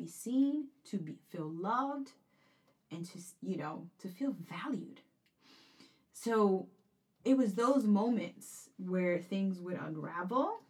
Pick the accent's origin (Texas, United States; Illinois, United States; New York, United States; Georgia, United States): New York, United States; New York City; also born or lived in Corona, Queens / Flushing, Queens; I was born in East New York, Brooklyn, and then lived there until I was about 12 or 13, and then moved to Corona, Queens, and went to high school in actually John Bond High